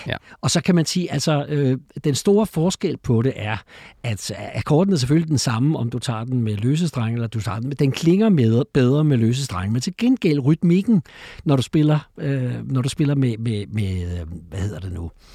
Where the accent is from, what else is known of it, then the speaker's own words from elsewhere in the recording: Copenhagen, Capital Region of Denmark, Denmark; also born or lived in Frederiksberg; Men jeg er født på Frederiksberg og vokset op i, i Valby